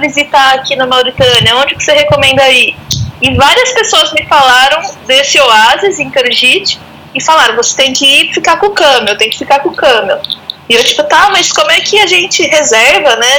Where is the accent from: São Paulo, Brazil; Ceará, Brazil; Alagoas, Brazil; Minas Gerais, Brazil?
São Paulo, Brazil; Araras; aqui no interior de São Paulo, passando a quarentena aqui tranquilinha, na minha cidade natal, Araras.